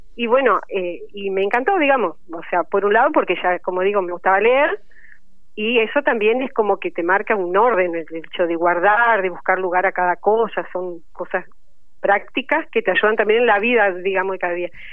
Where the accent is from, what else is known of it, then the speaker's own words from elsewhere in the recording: Goya, Corrientes, Argentina; moved away as an adult; now in Paraná, Argentina; yo soy correntina y bueno, vine a estudiar acá bibliotecología